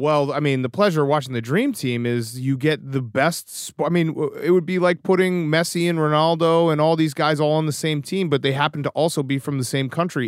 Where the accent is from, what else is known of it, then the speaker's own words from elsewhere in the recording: Newton, Massachusetts, United States; also born or lived in Chicago; I grew up on the East Coast